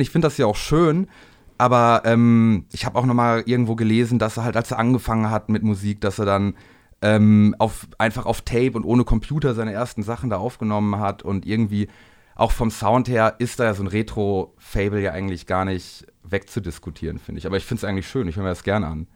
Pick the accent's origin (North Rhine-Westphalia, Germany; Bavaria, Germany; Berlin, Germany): North Rhine-Westphalia, Germany; Bielefeld; aus dem Raum Bielefeld, wo ich herkomme